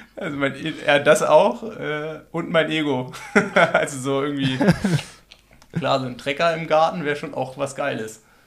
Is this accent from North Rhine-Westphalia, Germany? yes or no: no; Berlin, Germany; now in Freiburg, Germany; ich bin ja Berliner.